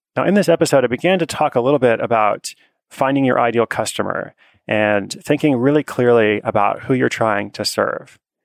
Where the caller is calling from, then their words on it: Seattle, Washington, United States; I'm calling from Seattle, Washington.